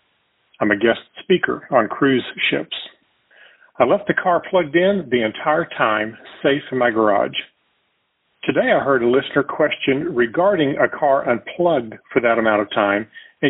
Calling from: Texas, United States; I'm from Texas.

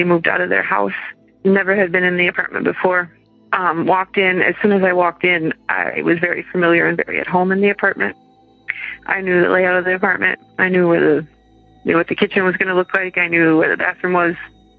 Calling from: Madison, Wisconsin, United States; I'm calling from Madison, Wisconsin.

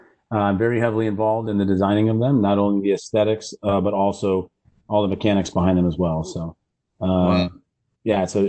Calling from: Michigan, United States

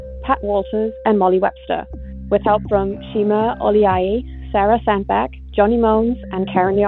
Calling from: Bonn, North Rhine-Westphalia, Germany; I'm calling from Bonn, Germany.

